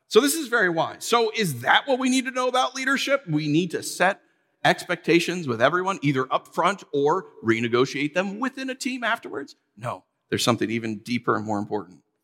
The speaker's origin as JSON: {"language": "English", "region": "New York", "country": "United States", "said": "we're from New York"}